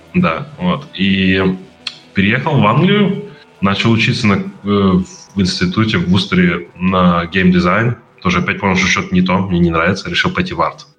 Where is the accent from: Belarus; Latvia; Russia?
Latvia; moved away as an adult; also born or lived in England; now in United Kingdom; изначально я из Латвии